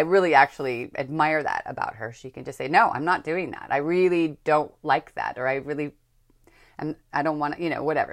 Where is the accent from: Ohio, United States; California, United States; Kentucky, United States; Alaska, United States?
California, United States; Northern; I grew up in Northern California